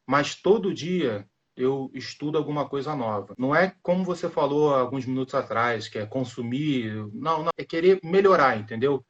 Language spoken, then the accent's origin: Portuguese; Rio de Janeiro, Brazil; Eu sou do Rio de Janeiro